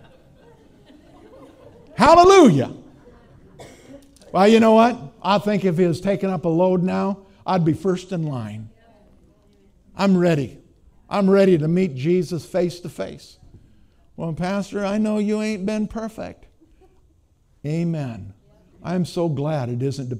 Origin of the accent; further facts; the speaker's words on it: Minnesota, United States; I'm from Minnesota.